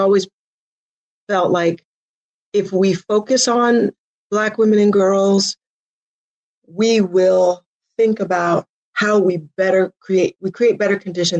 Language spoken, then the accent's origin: English; Denver, Colorado, United States; moved away as an adult; now in Oakland, United States; I'm originally from Denver, like I said, but I moved out to the Bay Area in the late 80s.